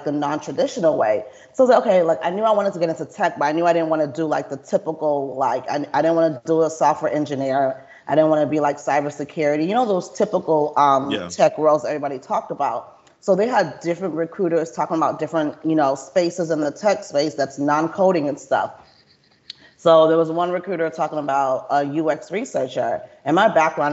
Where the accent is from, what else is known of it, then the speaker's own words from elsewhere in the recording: Atlanta, Georgia, United States; moved away as an adult; now in Houston, United States; I'm not even from Texas. So I'm from Atlanta. So I came to Houston like 10 years ago